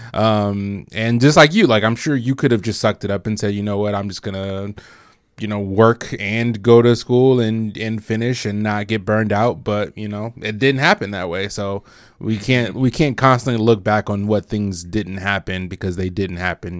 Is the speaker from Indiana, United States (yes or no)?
yes; Bloomington, Indiana, United States; I was from Bloomington. Like, I went to Bloomington High School